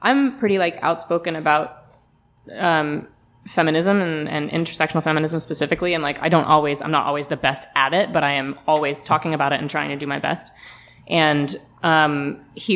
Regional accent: the South, United States; I grew up in the South as a Jewish woman

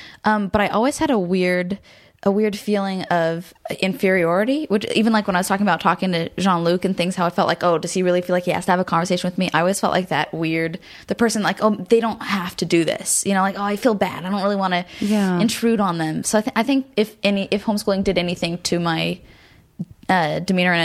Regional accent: Garden Grove, California, United States; also born or lived in Burbank / Hollywood; I was born in Garden Grove in Orange County and lived there my whole life until I moved to Burbank when I was like 17

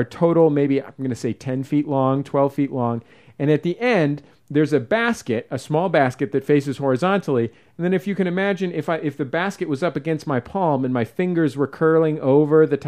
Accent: San Francisco, California, United States; I grew up in the Mission, which is sort of avocado

